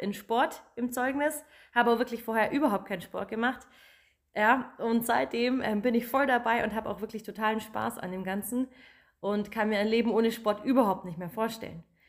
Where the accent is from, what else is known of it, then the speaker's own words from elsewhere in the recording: Germany; Ich komme aus Magdoberdorf, bin 28 Jahre alt